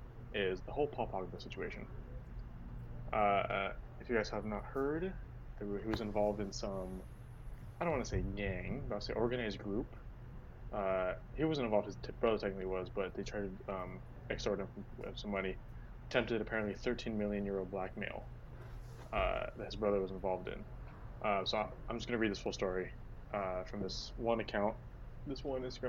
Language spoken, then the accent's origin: English; United States; we are American